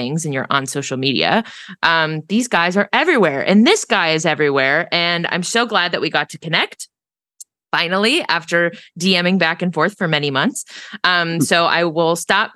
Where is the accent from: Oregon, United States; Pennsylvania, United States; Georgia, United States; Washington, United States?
Pennsylvania, United States; Pittsburgh; my hometown, Pittsburgh